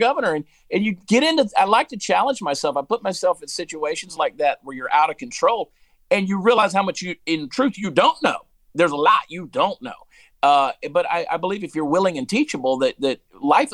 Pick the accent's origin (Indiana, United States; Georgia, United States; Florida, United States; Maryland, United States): Georgia, United States; also born or lived in New Jersey; I grew up in Georgia